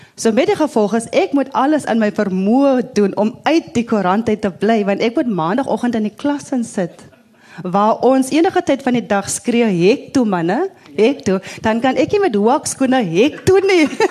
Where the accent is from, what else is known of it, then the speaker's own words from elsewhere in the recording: Wellington, Western Cape, South Africa; 'n Wellingtoner waar ek vandaan kom